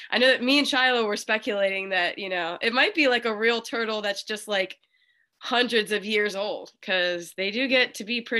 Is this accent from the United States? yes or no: yes; Wheeling, West Virginia, United States; I'm from West Virginia.